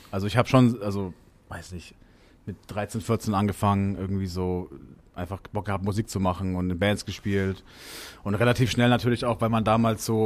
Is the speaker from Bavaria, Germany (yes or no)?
yes; Bavaria, Germany; sage ich immer Franken, weil, oder ich bin Franke